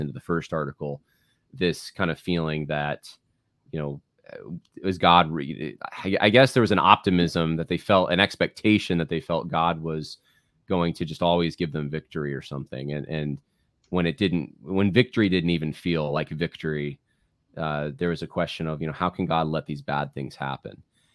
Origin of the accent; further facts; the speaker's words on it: California, United States; also born or lived in Virginia; now in New York, United States; I was born in California